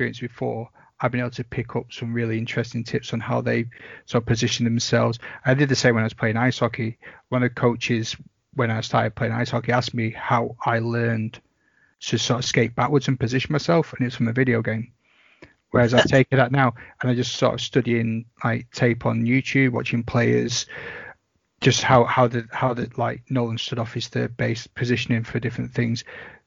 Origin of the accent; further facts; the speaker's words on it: Bolton, North West England, United Kingdom; I'm from Bolton